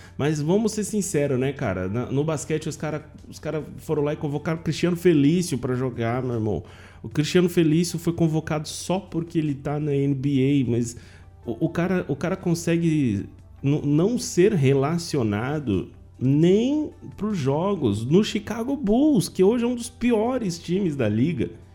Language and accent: Portuguese; Penápolis, São Paulo, Brazil; Eu sou de Penápolis, interior de São Paulo